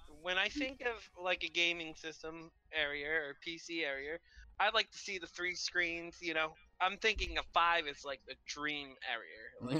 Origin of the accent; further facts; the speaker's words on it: New Hampshire, United States; I'm from New Hampshire.